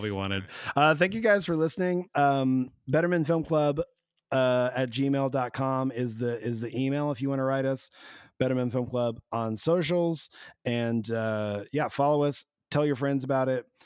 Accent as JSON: {"language": "English", "region": "Arkansas", "country": "United States", "tie": "born or raised there", "moved": "yes", "said": "I was like literally still playing shows in in Arkansas because I was so scared to leave my hometown"}